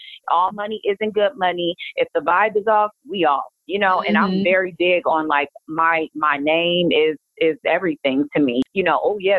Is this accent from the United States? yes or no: yes; California, United States; I'm a hustler from the Bay Area.